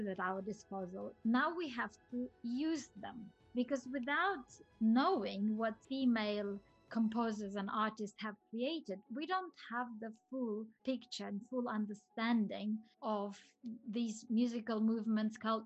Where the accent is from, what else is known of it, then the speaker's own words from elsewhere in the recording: Siberia, Russia; moved away as an adult; also born or lived in Auckland, New Zealand; I was born in Siberia and I grew up there, but my family moved to New Zealand in 1994 or 5